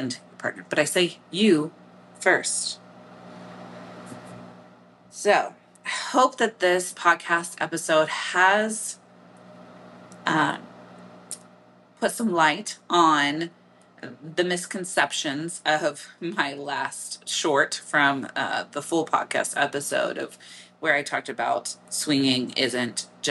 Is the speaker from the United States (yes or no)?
yes; Midwest, United States; accent: Midwestern; my Midwestern accent